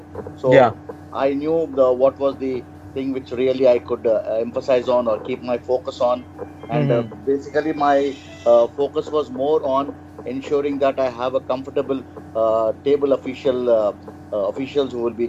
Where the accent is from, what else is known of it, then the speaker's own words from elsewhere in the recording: Hyderabad, Telangana, India; Yeah, I'm from Hyderabad.